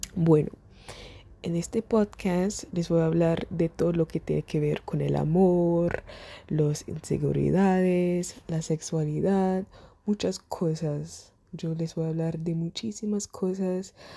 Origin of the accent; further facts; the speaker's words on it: Germany; Spanish is a second language; el español no es mi primer idioma. Yo nací en Alemania, yo soy alemana, yo hablo alemán